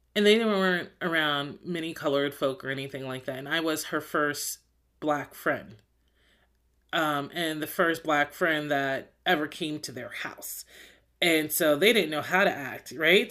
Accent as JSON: {"language": "English", "region": "New Jersey", "country": "United States", "moved": "yes", "said": "I'm from New Jersey"}